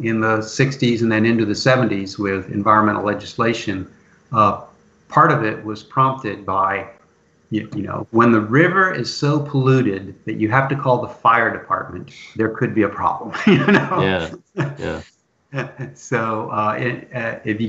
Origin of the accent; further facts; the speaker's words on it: Northeast Ohio, United States; moved away; also born or lived in eastern Kentucky; Where I grew up in Northeast Ohio, the water table was really high